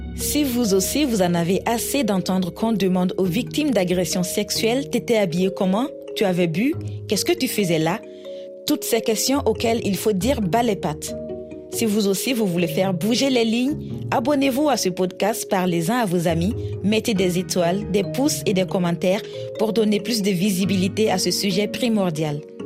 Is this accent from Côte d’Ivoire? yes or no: yes; Côte d’Ivoire; moved away as an adult; also born or lived in Burkina Faso; now in Senegal; je suis née et que j'ai grandi en Côte d'Ivoire, mais mon pays d'origine est le Burkina Faso où j'ai fait mes études universitaires